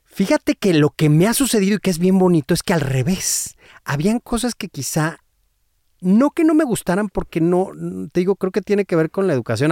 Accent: San Luis Potosí, Mexico; moved away; yo soy de San Luis Potosí no es una región y, del, del, centro, o sea, de la capital.

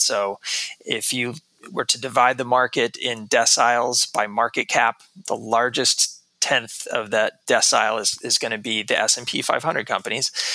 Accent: Texas, United States; moved away as an adult; also born or lived in New York City; I grew up in Texas uh, most of my life

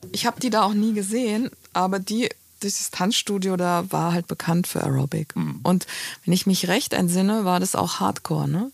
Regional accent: Hofheim am Taunus, Hesse, Germany; moved away; also born or lived in Frankfurt am Main; auf dem Land, im Taunus. Ja. Hofheim heißt das Örtchen

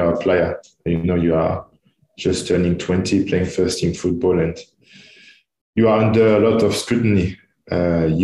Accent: Tours, Centre-Val de Loire, France; English is a second language; also born or lived in Manchester, United Kingdom / Italy; now in Dubai, United Arab Emirates; I grew up in Tours. So it's 2 hours south of Paris

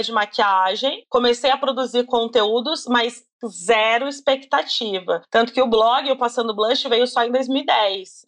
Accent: Campinas, São Paulo, Brazil; eu sou de Campinas

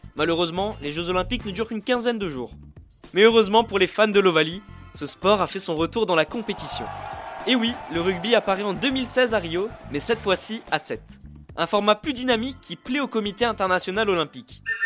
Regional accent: France; chez nous, en France

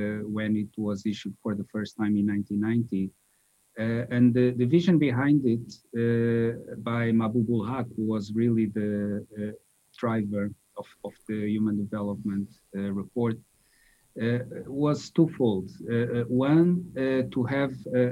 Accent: Lisbon, Portugal; moved away as an adult; also born or lived in Austin, Texas, United States; I grew up in Lisbon

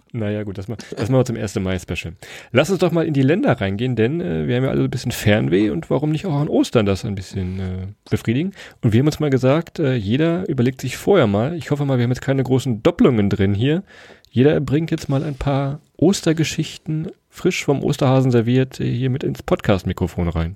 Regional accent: Weserbergland, Germany; wir kommen aus dem Weserbergland

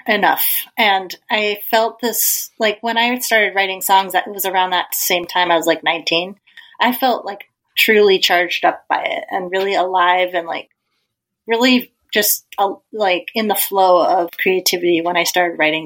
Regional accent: Colorado, United States; I grew up in Colorado

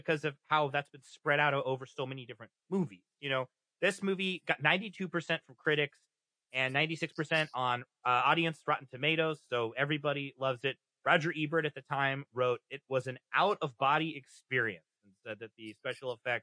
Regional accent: Kansas City, Missouri, United States; I'm from Kansas City

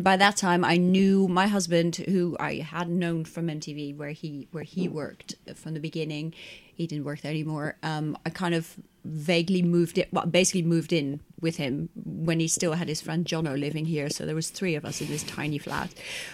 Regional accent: Netherlands; moved away as an adult; now in England; I'm from Holland

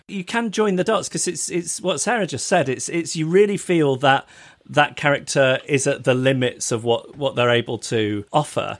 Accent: United Kingdom; as a British person

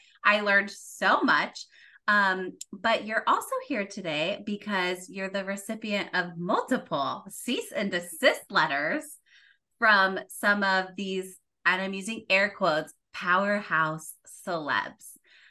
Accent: California, United States; Absolutely. I grew up in Orange County.

